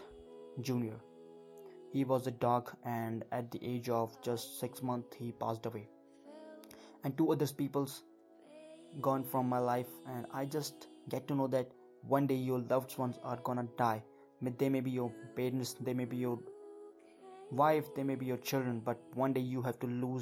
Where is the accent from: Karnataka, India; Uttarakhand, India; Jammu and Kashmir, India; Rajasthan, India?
Uttarakhand, India; I am from Uttarakhand, India, and I am right now 18 years old